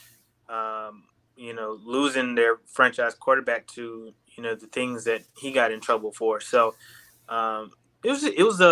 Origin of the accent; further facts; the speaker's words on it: Charlotte, North Carolina, United States; moved away as an adult; also born or lived in Raleigh, North Carolina; now in Houston, United States; I was born and raised in Charlotte, North Carolina